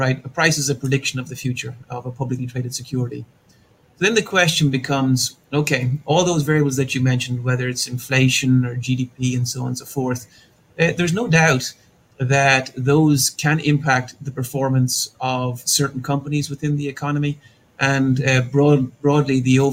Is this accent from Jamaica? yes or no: no; Ireland; moved away as an adult; also born or lived in Pasadena, California, United States; now in Austin, United States; I was born in Ireland, grew up in Ireland, and went to undergrad and did a master's degree at Trinity College there in Dublin